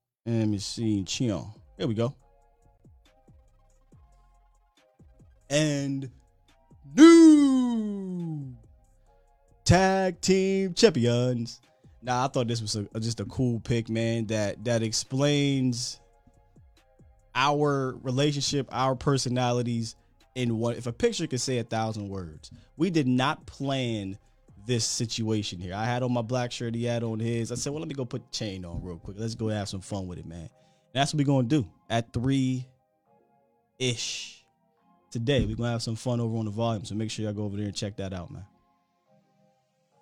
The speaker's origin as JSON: {"language": "English", "region": "Pennsylvania", "country": "United States", "tie": "born or raised there"}